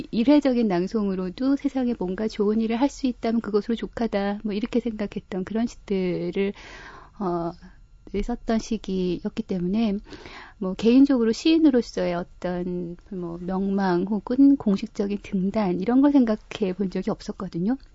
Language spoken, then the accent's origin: Korean; Gangneung, Gangwon, South Korea; also born or lived in Seoul / Wonju / Jeju; now in Chuncheon, South Korea; 고향은 강릉인데 어, 강릉 춘천 뭐 서울, 다시 강원도로 돌아가서 뭐 원주, 또뭐 제주도, 뭐 전국을 다 돌아다니면서 살아요.